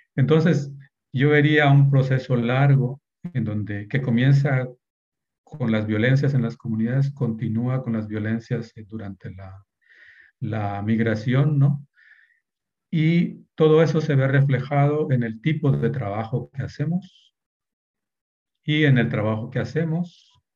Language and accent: Spanish; Yucatán Peninsula, Mexico; moved away; also born or lived in Netherlands / Germany; Yo soy originario de las comunidades mayas de la península de Yucatán